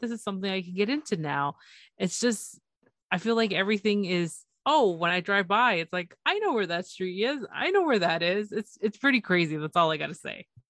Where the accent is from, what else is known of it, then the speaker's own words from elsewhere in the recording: Toronto, Ontario, Canada; it's Toronto, it's my, it's my hometown.